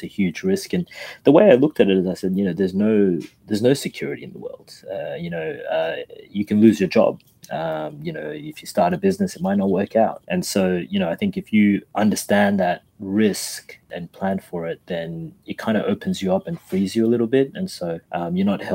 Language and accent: English; Australia; we're here from Australia.